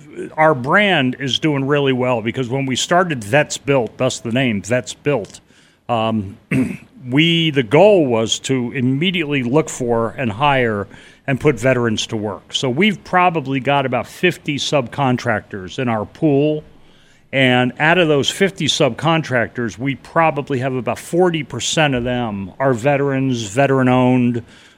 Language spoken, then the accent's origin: English; New England, United States; now in Carefree, United States; You know, it's funny that I grew up in New England.